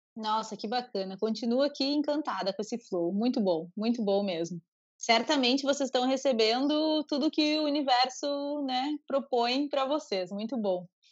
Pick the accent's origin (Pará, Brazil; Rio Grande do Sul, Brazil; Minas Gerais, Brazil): Rio Grande do Sul, Brazil; Uruguaiana; Eu cresci em Uruguaiana, nasci em Uruguaiana, né, que é a fronteira com a Argentina